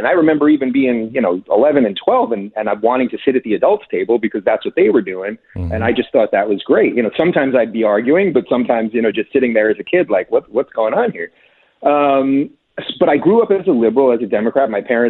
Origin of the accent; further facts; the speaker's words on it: New York, United States; I like to reference Daniel Patrick Moynihan because I'm from New York and I remember how much I loved him.